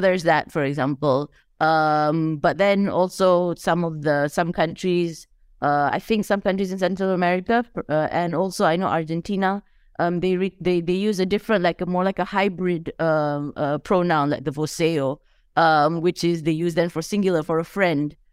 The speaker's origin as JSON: {"language": "English", "country": "Malaysia", "said": "as a Malaysian"}